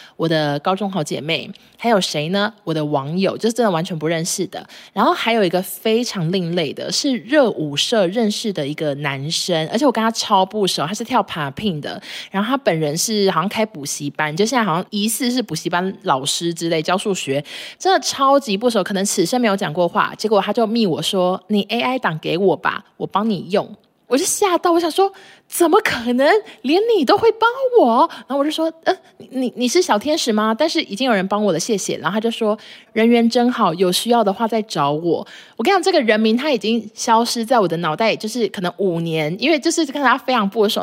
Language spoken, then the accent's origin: Chinese; Taichung, Taiwan; 白衣男说：哼，我台中人呢。我说我也是啊。